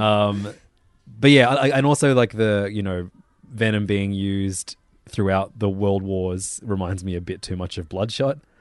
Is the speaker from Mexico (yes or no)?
no; Australia; as an Australian